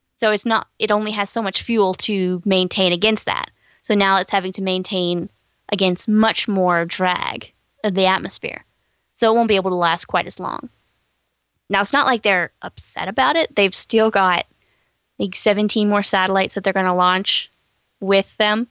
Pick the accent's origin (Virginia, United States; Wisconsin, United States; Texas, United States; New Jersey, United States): Texas, United States; I'm from Texas